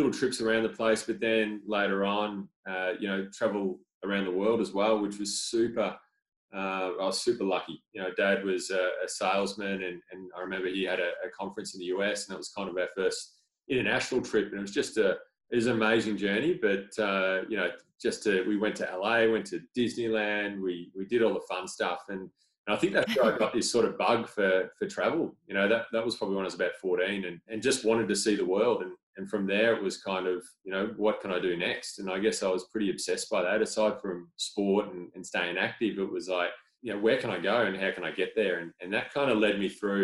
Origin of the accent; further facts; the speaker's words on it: Torquay, Victoria, Australia; I grew up in Torquay on the surf coast, a little coastal town